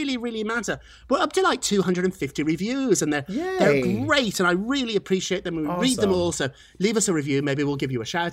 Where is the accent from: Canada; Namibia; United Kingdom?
United Kingdom; accent: British; now in New York, United States; I'm a New Yorker, even with this silly British accent